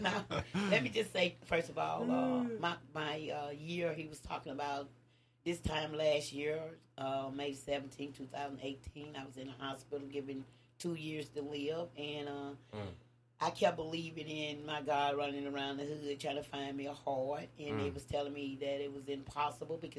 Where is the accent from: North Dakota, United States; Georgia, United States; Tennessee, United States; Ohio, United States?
Tennessee, United States; Nashville; also born or lived in Bellevue, Tennessee; I grew up in Nashville